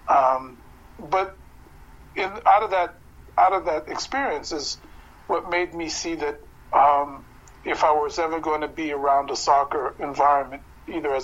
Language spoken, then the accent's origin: English; United States; I come out of a strange amalgam of being, you know, an American born and growing up in American neighborhoods